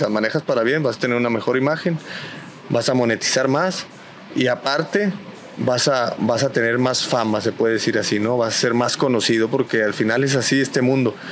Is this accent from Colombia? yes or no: no; Mexico